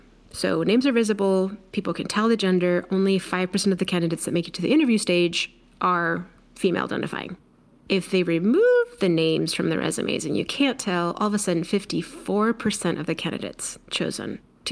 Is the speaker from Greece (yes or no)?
no; Mexico; now in United States; I'm Mexican. I'm an immigrant. I was born in Mexico. I grew up in two coasts. I look Mexican.